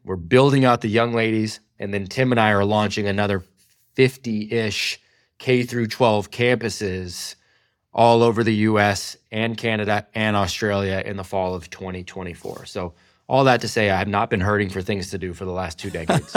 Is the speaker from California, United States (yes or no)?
yes; California, United States; my hometown in California